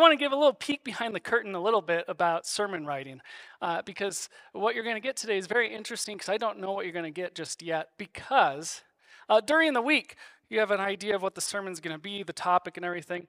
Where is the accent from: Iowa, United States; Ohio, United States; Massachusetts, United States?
Iowa, United States; now in Castle Rock, United States; I grew up in Iowa